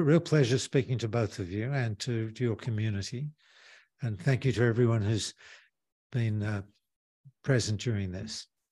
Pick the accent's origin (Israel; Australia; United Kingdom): Australia; moved away; I'm from Australia